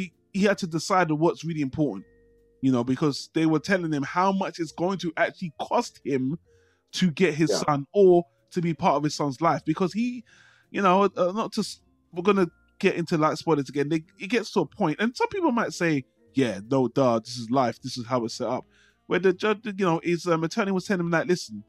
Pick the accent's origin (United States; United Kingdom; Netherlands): United Kingdom; I'm British and we have different systems here